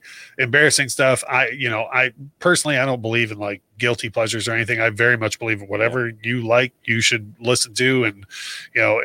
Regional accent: Detroit, Michigan, United States; Growing up in Detroit

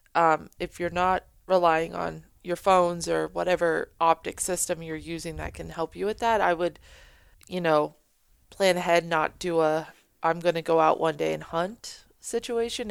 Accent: New Hampshire, United States; we're from New Hampshire

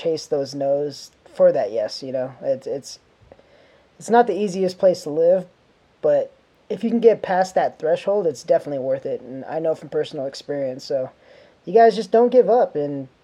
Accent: Phoenix, Arizona, United States; now in California, United States; I'm from Phoenix, Arizona

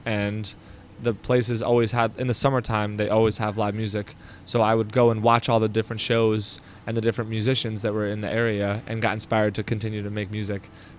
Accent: Albany, New York, United States; also born or lived in Lake George, New York / Poughkeepsie, New York; I grew up in Albany, and when I was a senior in high school, I moved up to Lake George, Queensbury area, and went to Lake George High School.

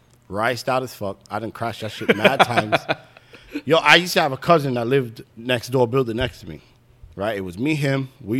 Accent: St. Vincent & Grenadines; And Nick and everybody over there was all West Indians. I'm from St. Vincent. Nick was from Barbados.

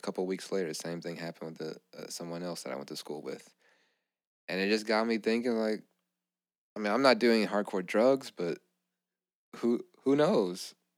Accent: Louisiana, United States; we grew up in Louisiana.

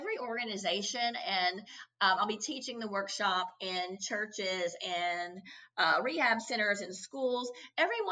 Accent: Kentucky, United States; growing up in Kentucky

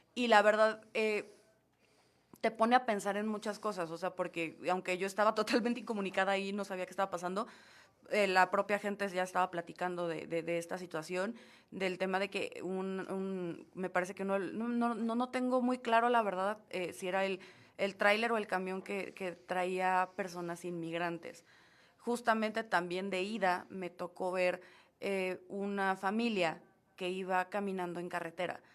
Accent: Mexico; como mexicanos

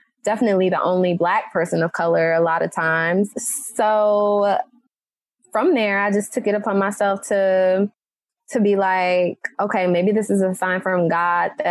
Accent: Detroit, Michigan, United States; moved away as an adult; also born or lived in Florida; now in Brooklyn, United States; Originally, I'm from Detroit, Michigan.

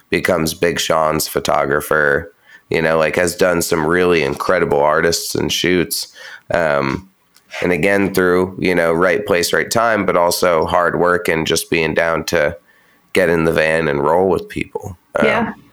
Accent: Pacific Northwest, United States; i'm from you know, in the the Northwest, but I'm not from Seattle.

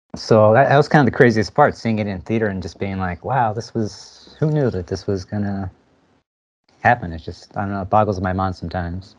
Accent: New Jersey, United States; moved away as an adult; also born or lived in Philadelphia; now in San Francisco, United States; I'm from Jersey though. I grew up in Jersey and went to school in Philadelphia, and at some point moved out to SF here

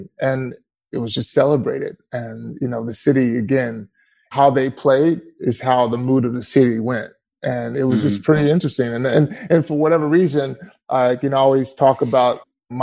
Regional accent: East Texas, United States; also born or lived in Tyler, Texas / Dallas, Texas / Garland, Texas; I grew up in the country, East Texas.

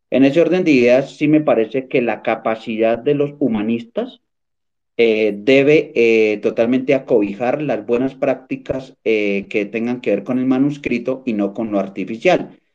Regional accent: Colombia; also born or lived in Boyacá; yo soy colombiano

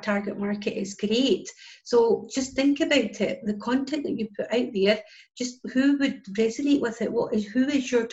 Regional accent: Scotland, United Kingdom; as you can tell by my accent, I'm from Scotland

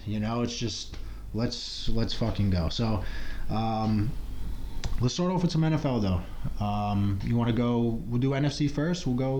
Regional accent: Long Island, New York, United States; I am from New York as well. We actually grew up together here on Long Island. That's where we're recording from.

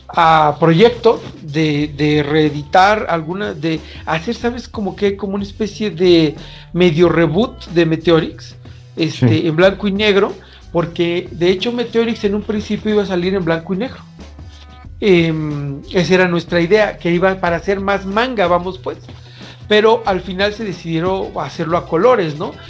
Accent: Mexico; nuestra cultura y nuestra esencia como mexicanos

